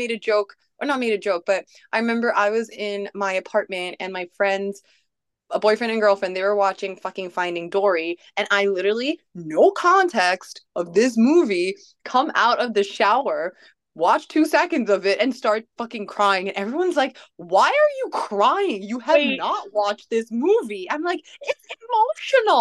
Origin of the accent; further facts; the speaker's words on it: Malaysia; moved away; I too am a foreigner in a distant land, since I'm from Malaysia